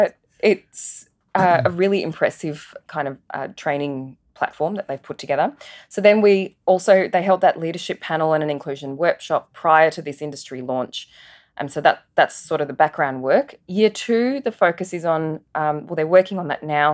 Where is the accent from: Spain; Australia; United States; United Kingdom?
Australia; Adelaide, South Australia; also born or lived in Singapore; my family migrated from Singapore to Adelaide in nineteen ninety-one. I was one of only two Indian kids at our primary school